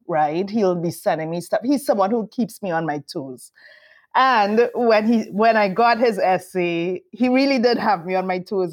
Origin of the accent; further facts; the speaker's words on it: Trinidad & Tobago; moved away; we're Trinidadian